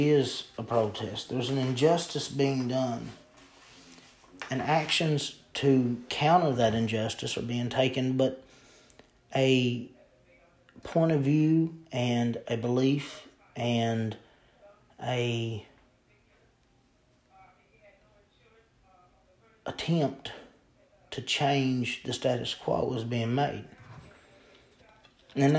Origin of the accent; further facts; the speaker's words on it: Eastern Kentucky, United States; I'm from Eastern Kentucky, and I live very close to West Virginia